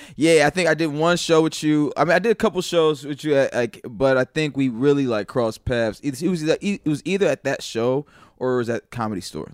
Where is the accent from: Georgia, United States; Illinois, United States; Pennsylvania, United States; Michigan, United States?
Illinois, United States; Naperville; also born or lived in St. Louis, Missouri / Mississippi; we moved to the suburbs of Chicago, uh, Naperville and Aurora